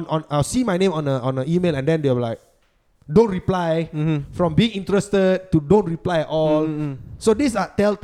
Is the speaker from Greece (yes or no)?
no; Singapore